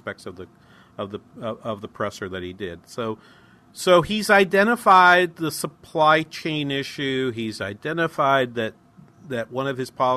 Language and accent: English; Midwest, United States; We're from the Midwest.